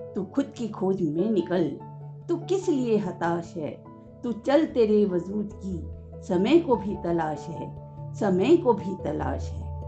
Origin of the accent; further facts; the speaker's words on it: Jaipur, Rajasthan, India; जयपुर राजस्थान की निवासी हूँ